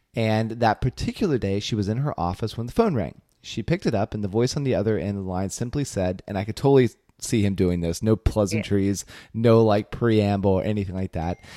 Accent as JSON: {"language": "English", "town": "Belpre", "region": "Ohio", "country": "United States", "tie": "born or raised there", "said": "my hometown in Belpre, Ohio"}